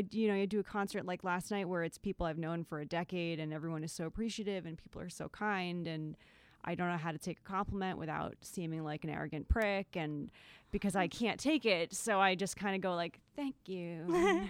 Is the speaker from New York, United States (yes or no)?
yes; Long Island, New York, United States; I grew up on Long Island